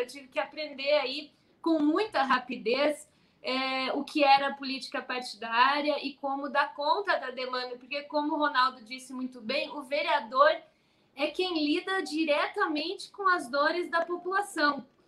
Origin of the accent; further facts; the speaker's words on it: São Paulo, Brazil; como paulista, de uma cidade onde 85% das pessoas votaram em Bolsonaro